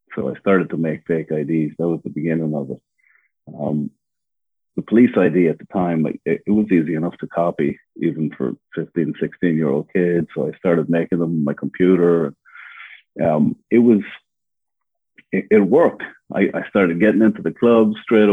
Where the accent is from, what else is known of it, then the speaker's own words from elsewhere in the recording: Ireland; moved away as an adult; now in Los Angeles, United States; So yeah, I'm originally from Ireland, born and raised. I came to America when I was about 22, and I'm from the countryside in Ireland.